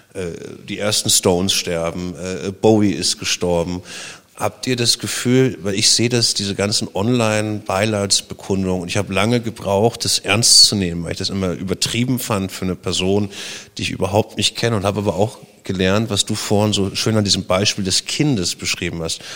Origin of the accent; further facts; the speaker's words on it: Germany; also born or lived in Berlin; bin ja DDR-Kind